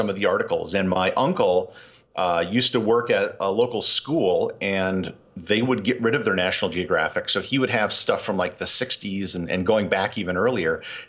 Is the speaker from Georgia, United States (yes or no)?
no; Appleton, Wisconsin, United States; I grew up in Wisconsin, a town called Appleton. It's about 20, 30 minutes from Green Bay.